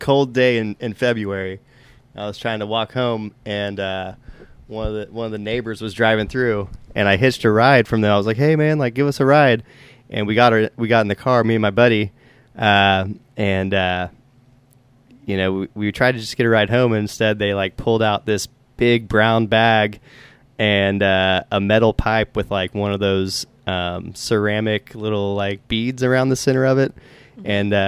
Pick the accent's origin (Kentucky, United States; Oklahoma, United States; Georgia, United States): Oklahoma, United States; Tulsa; born or raised there